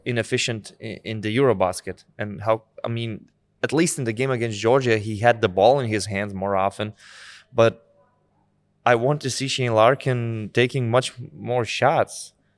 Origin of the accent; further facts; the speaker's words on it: Lithuania; from Lithuanian perspective